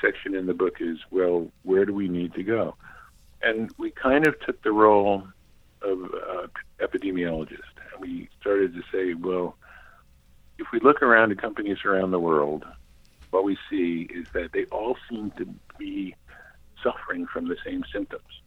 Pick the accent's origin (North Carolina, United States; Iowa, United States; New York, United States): New York, United States; New York City; moved away as an adult; also born or lived in Cambridge, Massachusetts; I grew up in Manhattan. I was raised, born and raised there